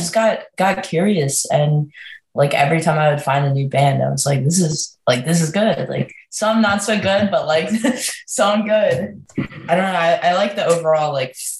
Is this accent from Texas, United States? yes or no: no; Maryland, United States; I grew up in Maryland, but I've moved around a lot, but mainly stayed like 30, 40 minutes outside of the city.